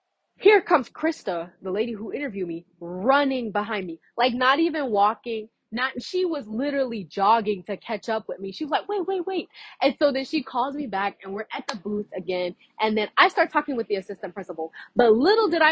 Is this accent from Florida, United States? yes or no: yes; Fort Myers, Florida, United States; I was from Fort Myers